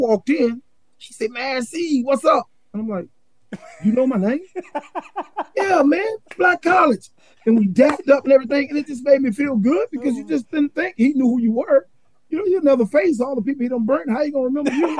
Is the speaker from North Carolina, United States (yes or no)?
yes; Charlotte, North Carolina, United States; also born or lived in Durham, North Carolina; the cities that I grew up in Charlotte, and then in Durham area too